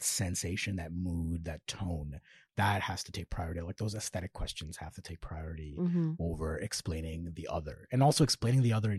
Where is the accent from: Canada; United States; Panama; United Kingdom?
Canada; Toronto, Ontario; Growing up in North York, Georges Henry.